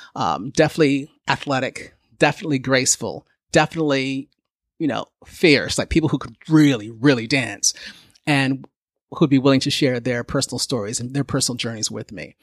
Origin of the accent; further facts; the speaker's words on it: Canada; growing up in Canada where there were so few of us